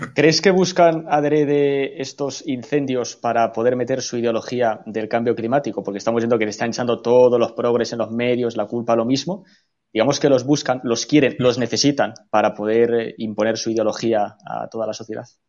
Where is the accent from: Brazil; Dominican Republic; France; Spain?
Spain; Castile and León; en mi tierra, en Castilla y León